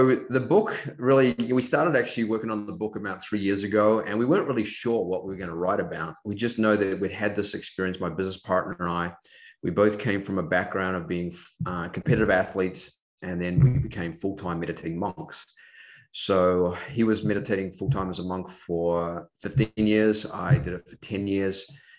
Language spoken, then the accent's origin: English; Auckland, New Zealand; Growing up in New Zealand, Auckland, New Zealand, I had a typical New Zealand upbringing, playing a lot of sport, especially rugby and cross country and track.